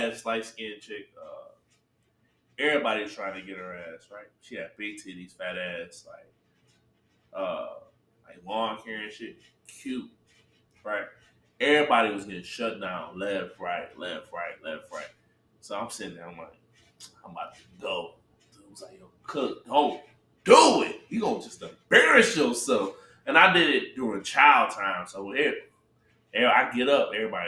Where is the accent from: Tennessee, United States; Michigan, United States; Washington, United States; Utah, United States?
Michigan, United States; Detroit; I'm from Detroit